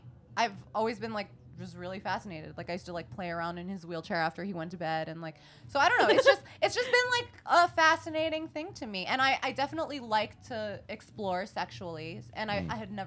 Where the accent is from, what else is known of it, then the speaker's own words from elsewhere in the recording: New York City, New York, United States; I grew up in New York City